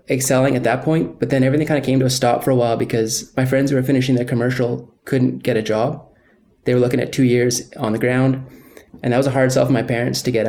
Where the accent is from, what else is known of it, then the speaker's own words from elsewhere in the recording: Gabriola Island, Vancouver Island, British Columbia, Canada; when I was around 14, we moved to Vancouver Island, and I grew up on Gabriola for the rest of my youth